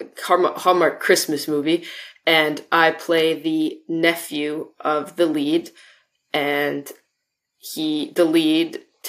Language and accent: English; Vancouver, British Columbia, Canada; I am from Vancouver, BC.